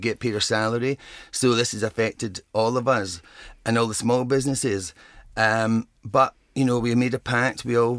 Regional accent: Ireland; Because I'm Irish and I've got red hair.

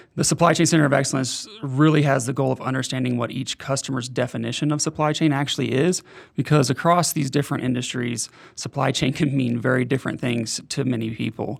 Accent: Oklahoma City, Oklahoma, United States; moved away as an adult; now in Denver, United States; I lived in Oklahoma City most of my life. I've been in Denver for the past five years, but not born in Oklahoma City, but raised, started there when I was six months old

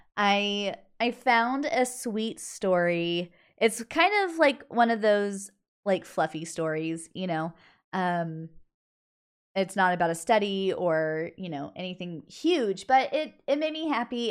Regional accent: United States

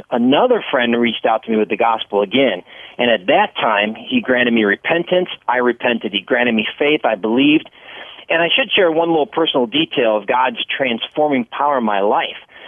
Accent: Palatine, Illinois, United States; I grew up in the Chicago suburbs out in Palatine

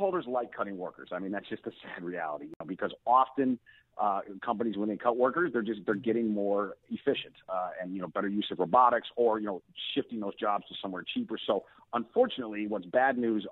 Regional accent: Park Forest, Illinois, United States; I grew up in Park Forest, my hometown

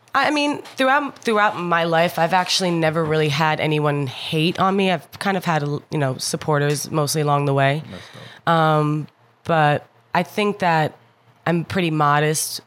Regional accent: Jersey City, New Jersey, United States; also born or lived in Hoboken, New Jersey / Belvidere, New Jersey; I grew up in Jersey City, New Jersey.

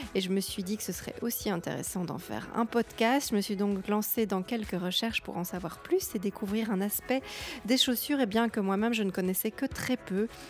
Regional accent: Belgium; je suis belge avec mes parents

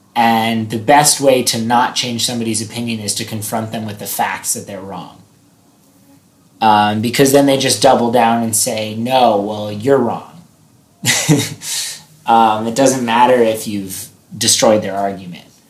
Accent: United States; as an American

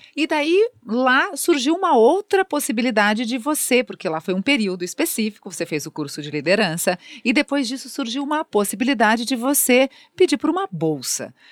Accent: Brazil; como brasileiros

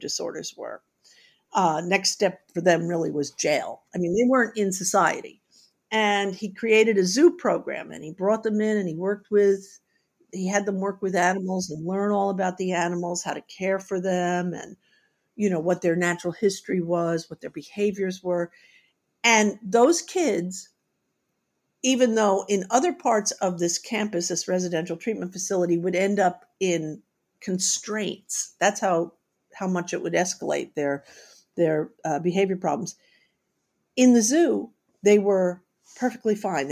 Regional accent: New York City, New York, United States; I grew up in New York City without any pets

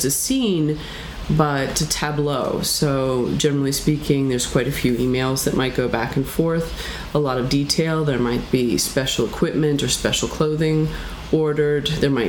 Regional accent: Philadelphia, Pennsylvania, United States; moved away; I'm from Philadelphia

